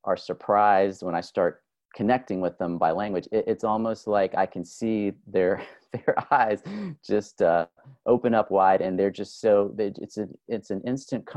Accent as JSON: {"language": "English", "town": "Miami", "region": "Florida", "country": "United States", "tie": "born or raised there", "said": "I am originally from South Florida. I'm from Miami."}